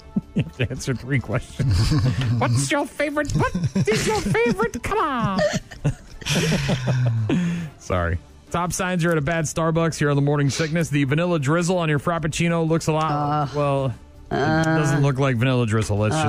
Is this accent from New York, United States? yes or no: no; Nashua, New Hampshire, United States; moved away; I grew up in Nashua, New Hampshire